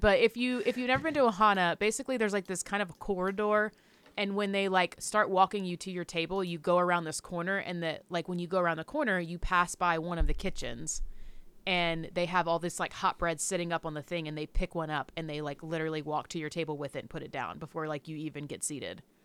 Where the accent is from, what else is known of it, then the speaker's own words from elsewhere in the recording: the South, United States; I'm from the South.